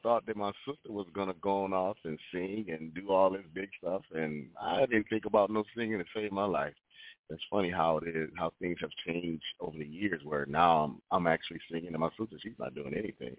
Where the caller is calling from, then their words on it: Atlanta, Georgia, United States; I'm calling from Atlanta, Georgia.